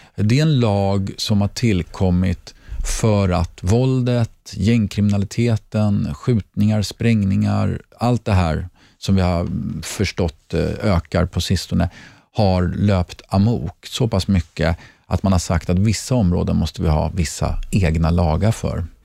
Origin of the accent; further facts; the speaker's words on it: Sweden; moved away as an adult; also born or lived in Mallorca; bor vi hemma i Sverige igen